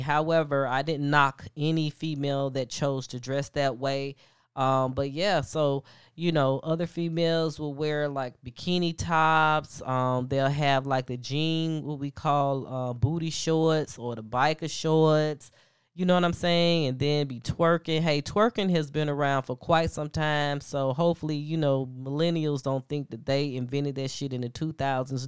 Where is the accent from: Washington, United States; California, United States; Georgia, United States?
Georgia, United States; Atlanta; also born or lived in Alabama; I am from Atlanta, um, however, I did attend college in Alabama.